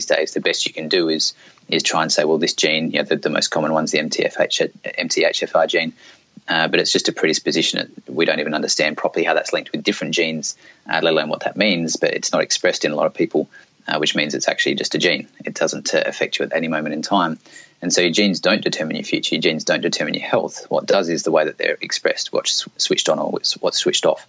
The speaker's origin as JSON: {"language": "English", "country": "Australia", "tie": "born or raised there", "also_born_or_lived": "South Australia / northeast Australia", "said": "I grew up in Australia, and I used to live down in South Australia"}